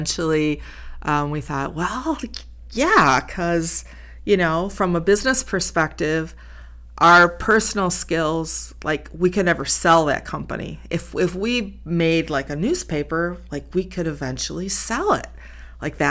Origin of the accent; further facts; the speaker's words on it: Racine, Wisconsin, United States; also born or lived in Milwaukee / East Troy; I was raised in Racine.